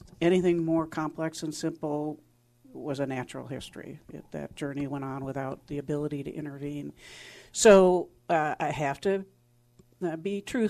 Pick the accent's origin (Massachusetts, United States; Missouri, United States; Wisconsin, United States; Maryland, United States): Wisconsin, United States; also born or lived in Houston, Texas; I'm from Wisconsin, but I went down to Houston